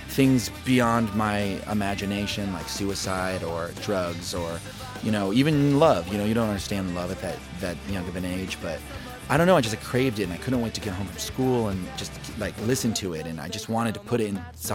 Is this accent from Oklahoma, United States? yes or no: yes; Oklahoma City, Oklahoma, United States; born or raised there; also born or lived in Lubbock, Texas / Detroit, Michigan / Tulsa, Oklahoma